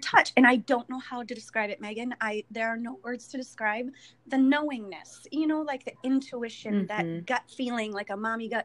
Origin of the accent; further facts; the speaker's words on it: Elk Mound, Wisconsin, United States; I grew up in Wisconsin, Elk Mound.